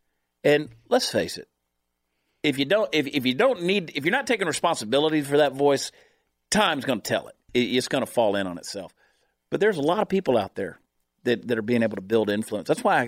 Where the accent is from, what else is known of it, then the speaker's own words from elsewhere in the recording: Georgia, United States; also born or lived in New Jersey; But no, I was born in New Jersey, of course. I 4 months of my life there and then grew up in Georgia. But I did. I bounced all over the world, really, and spent a lot of time in a lot of places.